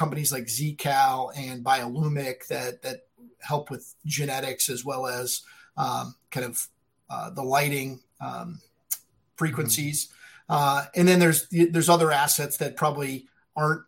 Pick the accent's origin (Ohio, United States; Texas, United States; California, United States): Ohio, United States; Cleveland; also born or lived in Ann Arbor, Michigan; Born and bred in Cleveland, but I went to school in Ann Arbor, so I'm a affinity for Michigan